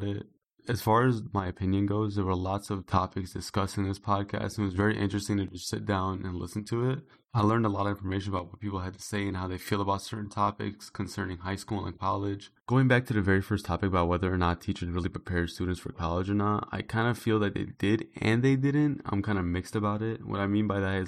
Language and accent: English; Chicago, Illinois, United States; I'm from Chicago